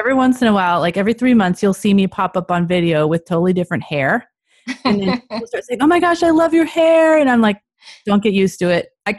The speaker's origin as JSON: {"language": "English", "town": "Modesto", "region": "California", "country": "United States", "tie": "born or raised there", "said": "I grew up in Modesto, which is probably about 30 minutes away from where she lives."}